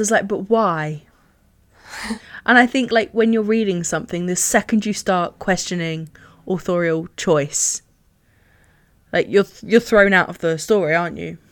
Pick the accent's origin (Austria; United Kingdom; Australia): United Kingdom; England; being English